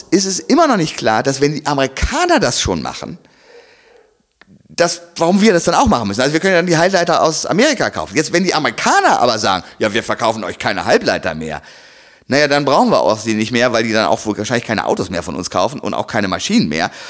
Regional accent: Germany; als äh, Deutscher.

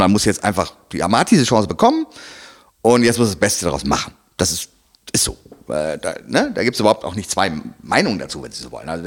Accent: Germany; als äh, Deutscher.

